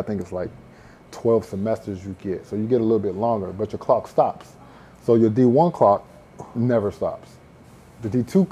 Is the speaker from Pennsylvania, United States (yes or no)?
no; Washington, District of Columbia, United States; moved away as an adult; also born or lived in Prince George's County, Maryland; now in Miami, United States; Originally I'm from Washington, D.C. I've been in Miami for about a year and a half